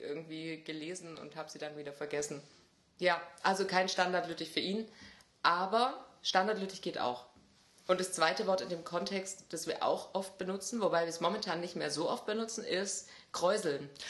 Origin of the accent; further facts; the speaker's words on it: Swabia, Germany; als Schwabe